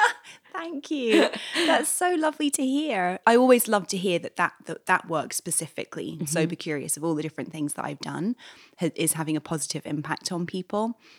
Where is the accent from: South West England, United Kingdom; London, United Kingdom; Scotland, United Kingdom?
London, United Kingdom; moved away as an adult; now in New York, United States; I moved to New York eight years ago. I'm from London originally